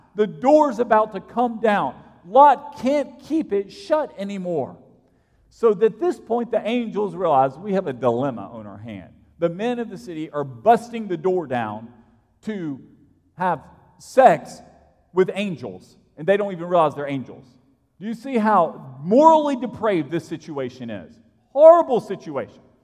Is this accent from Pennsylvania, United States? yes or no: no; Alabama, United States; I grew up in Alabama 25 years ago